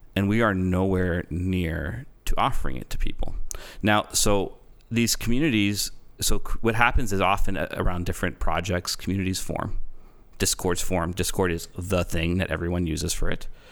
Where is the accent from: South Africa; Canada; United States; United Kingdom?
Canada; I'm Canadian. It's my nature to apologize.